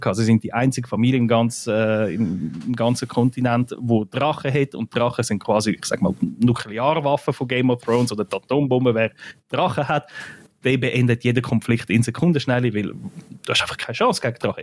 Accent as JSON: {"language": "German", "country": "Switzerland", "said": "bei uns in der Schweiz"}